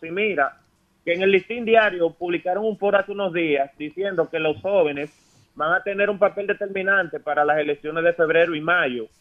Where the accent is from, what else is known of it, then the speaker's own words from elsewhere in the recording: Pedernales, Dominican Republic; Yo que soy de Pedernales, que Pedernales es una provincia de no tantos recursos